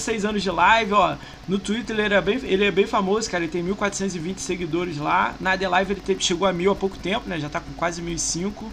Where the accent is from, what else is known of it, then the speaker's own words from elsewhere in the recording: Rio de Janeiro, Brazil; eu sou do Rio